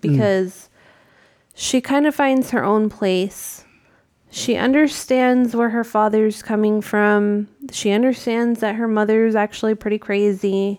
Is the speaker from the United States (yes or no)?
yes; New England, United States; I grew up in New England, which is, you know, Massachusetts, Connecticut